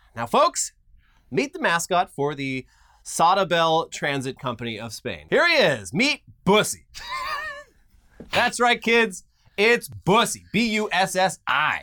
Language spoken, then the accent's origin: English; Orange County, California, United States; I grew up in Orange County, where volleyball is fucking huge